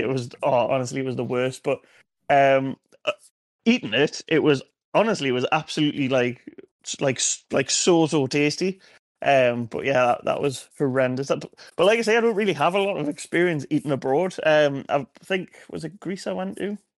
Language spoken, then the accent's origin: English; Wallsend, North East England, United Kingdom; I'm from Wallsend, lived Wallsend pretty much. How old am I now? 30? 29 years of my life.